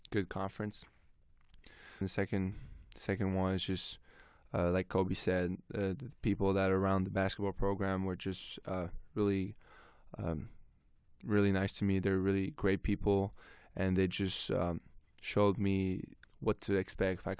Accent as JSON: {"language": "English", "country": "Canada", "said": "so I'm Lebanese Canadian so my mom my grand grandmother as well um they cooked every day for me, like Lebanese food."}